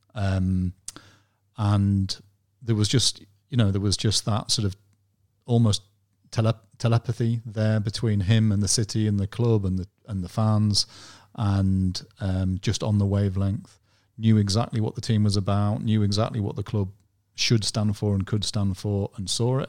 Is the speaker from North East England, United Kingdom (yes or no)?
yes; Durham, North East England, United Kingdom; also born or lived in Hull / Newcastle; I'm from Durham, I'm a Durham lad, so I'd always, always lived, lived around Durham